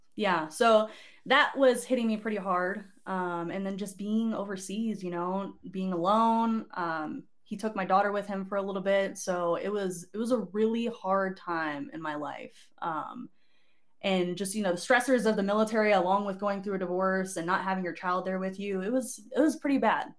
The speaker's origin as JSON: {"language": "English", "town": "Barstow", "region": "California", "country": "United States", "tie": "born or raised there", "also_born_or_lived": "Oregon", "moved": "as an adult", "said": "I was born in Oregon, but raised in Souther-, Southern California, if you know where Fort Irwin, California is."}